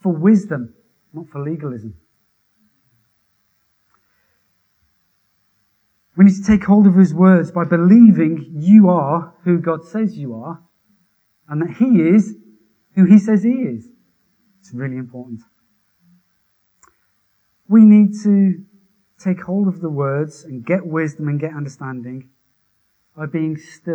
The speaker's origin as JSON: {"language": "English", "town": "Wolverhampton", "region": "West Midlands", "country": "United Kingdom", "tie": "born or raised there"}